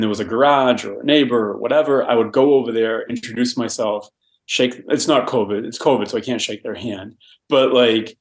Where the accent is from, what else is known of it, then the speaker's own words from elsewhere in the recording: Boston, Massachusetts, United States; now in Los Angeles, United States; I'm from Boston